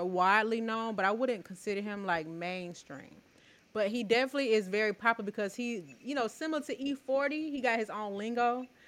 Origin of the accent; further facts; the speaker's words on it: Atlanta, Georgia, United States; we're from Atlanta